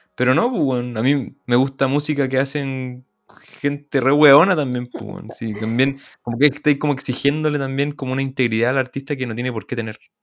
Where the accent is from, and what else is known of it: Chile